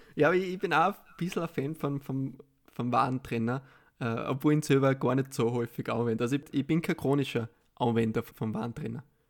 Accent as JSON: {"language": "German", "country": "Austria", "said": "als Österreicher"}